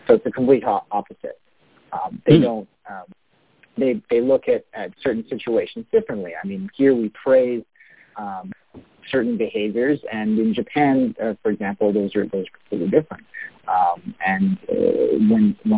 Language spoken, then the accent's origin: English; Canada; as a Canadian